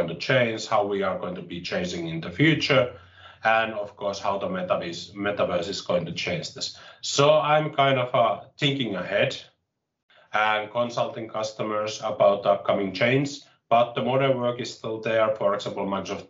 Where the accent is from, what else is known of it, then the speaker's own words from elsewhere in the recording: Finland; I'm from Finland, and I was born here and I have lived here, so I haven't lived abroad at any point of time